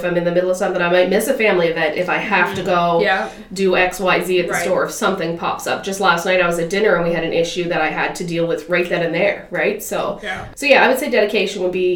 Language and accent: English; Ingonish, Nova Scotia, Canada; now in Sydney, Canada; I was born in Cape Breton. I'm from Inganish on the Cabot Trail